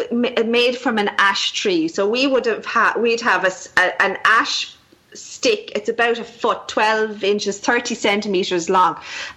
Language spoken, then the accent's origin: English; Wexford, Leinster, Ireland; accent: bogger Wexford; My bogger Wexford accent.